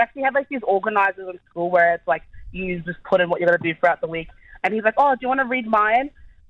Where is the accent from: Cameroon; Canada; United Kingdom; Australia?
Australia; Queensland; moved away; So I'm from Queensland originally, and I was in year 7